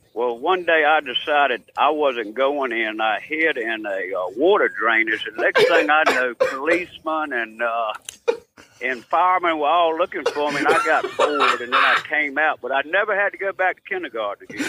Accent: Danville, Virginia, United States; also born or lived in Halifax County, Virginia; I was born in Danville, Virginia, about 30 miles uh, uh, west of us.

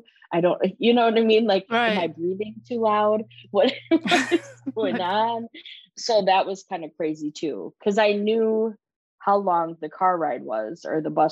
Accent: Milwaukee, Wisconsin, United States; moved away; I'm originally from the Milwaukee area. So up in Wisconsin, just over the border.

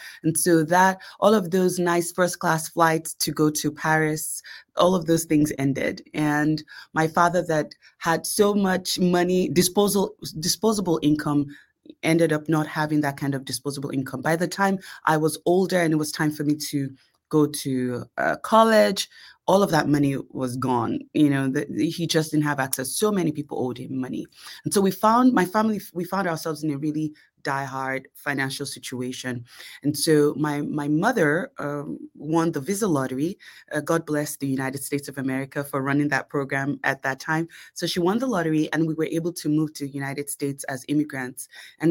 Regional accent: Lagos, Nigeria; born there; And so even though I was born in Lagos, I had the opportunity to see a little bit of life as a little girl. And I was also blessed with the opportunity to attend private school in Nigeria.

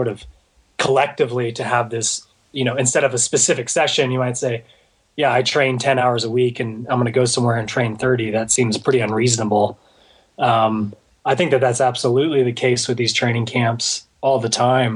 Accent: Houston, Texas, United States; I grew up in Houston

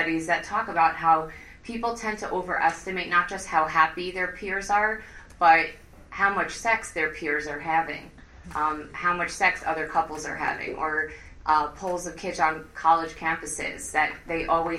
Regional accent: Five Towns, New York, United States; growing up in the Five Towns, we had a takeout place called Mazon

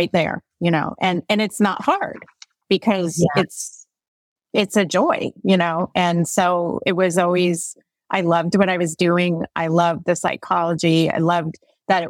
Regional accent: Connecticut, United States; I'm from Connecticut originally

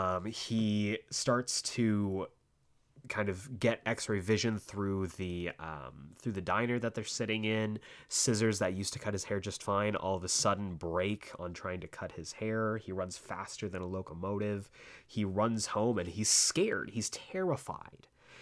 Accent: Tucson, Arizona, United States; And so growing up in Tucson felt incredibly slow.

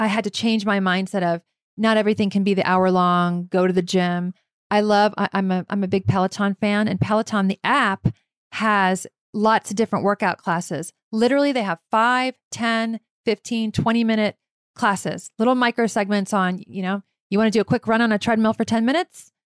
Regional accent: Virginia, United States; I grew up in Virginia

